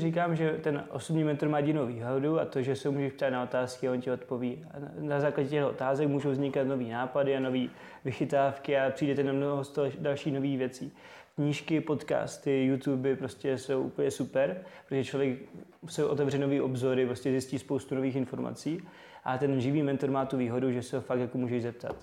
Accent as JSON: {"language": "Czech", "town": "Zlín", "region": "Zlín Region", "country": "Czechia", "tie": "born or raised there", "also_born_or_lived": "Prague", "said": "pocházím ze Zlína, vlastně, kde jsem se narodil, doteď uh, tam žiju v Střídavě s Prahou"}